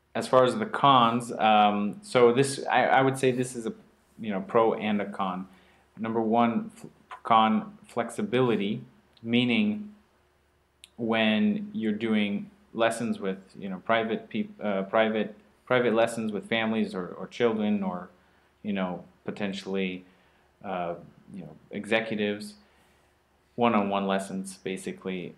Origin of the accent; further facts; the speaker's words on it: Oregon, United States; moved away; I'm from Oregon, where it's you know just mild and rainy